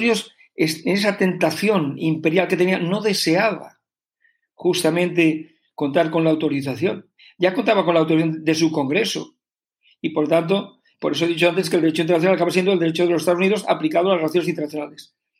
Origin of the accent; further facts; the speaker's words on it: Spain; como ciudadano español.